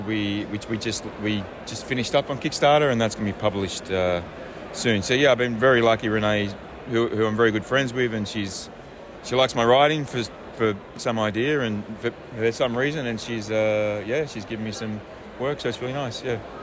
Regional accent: Australia; moved away as an adult; also born or lived in The Hague, Netherlands; now in France; I'm an Australian and I live in France, but I lived in The Hague for 11 years

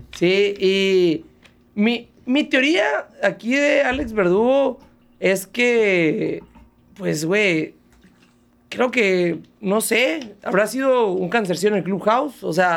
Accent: Mexico; como mexicano

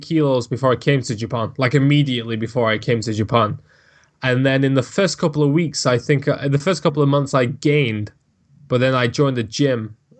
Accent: Manchester, North West England, United Kingdom; accent: Manchester; My accent is so much different now, because I'm from Manchester and it's got quite a thick accent, but I've managed to make myself sound somewhat normal.

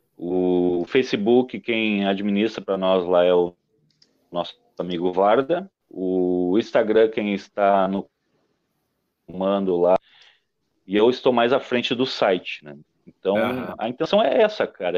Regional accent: Gaúcho, Rio Grande do Sul, Brazil

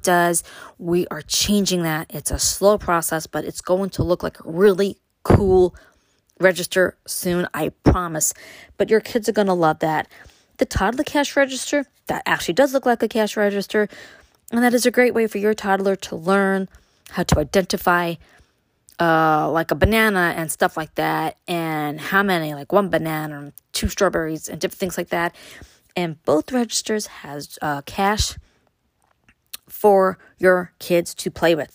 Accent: New York City, New York, United States; moved away; me growing up in Brooklyn

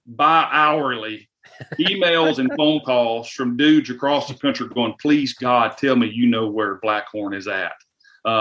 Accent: the South, United States; I am from the South, and we have a lot of humidity down here

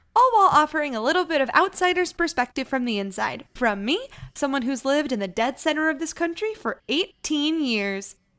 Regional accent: Missouri, United States; my identity as a person being from Missouri instead of being from Kansas

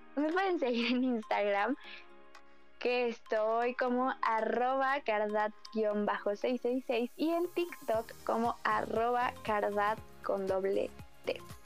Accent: Mexico; Somos mexicanos, sabemos lo que pasa en nuestro país

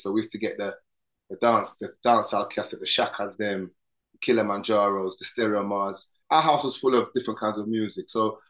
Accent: London, United Kingdom; I grew up in London and stuff. And even though I'm Trini, I'm heritage

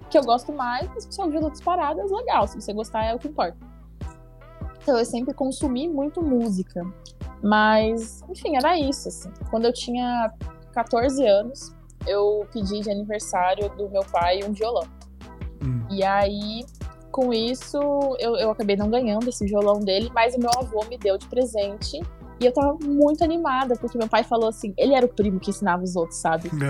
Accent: Curitiba, Paraná, Brazil; moved away as an adult; now in São Paulo, Brazil; sou de Curitiba, é capital, mas é uma cidade meio vibe de cidade pequena

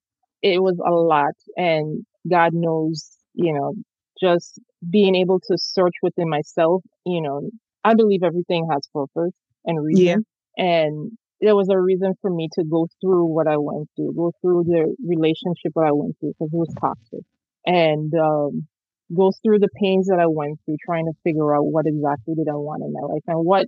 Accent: St. Thomas, U.S. Virgin Islands; I grew up in the Caribbean, so, you know, in the Virgin Islands in St. Thomas

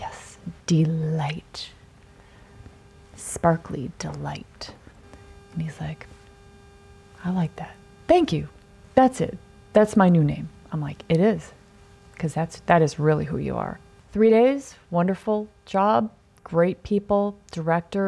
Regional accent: Mount Horeb, Wisconsin, United States; moved away; I'm like, Mount Horeb

